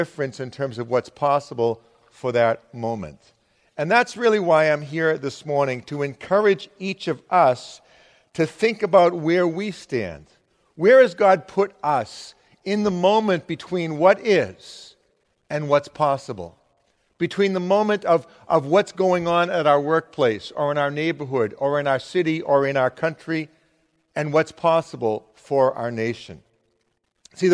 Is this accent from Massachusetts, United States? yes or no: yes; Arlington, Massachusetts, United States; also born or lived in Lexington, Massachusetts / Amherst, Massachusetts; I'm a native Massachusetts person. I've never lived outside of Massachusetts, even though I do all this mission stuff. I'm from Arlington.